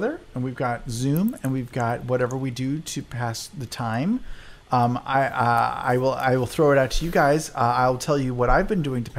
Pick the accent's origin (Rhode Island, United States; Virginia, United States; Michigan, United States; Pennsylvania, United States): Virginia, United States; Northern; moved away; also born or lived in New York City; I don't think we really had them in Northern Virginia, and we didn't have them in New York City for sure.